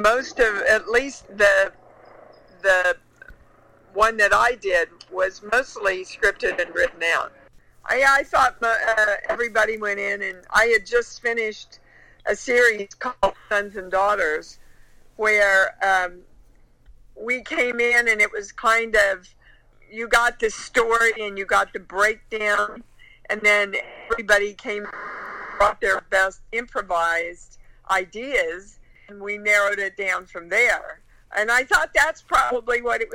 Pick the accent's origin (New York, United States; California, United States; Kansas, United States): Kansas, United States; I was raised in Kansas.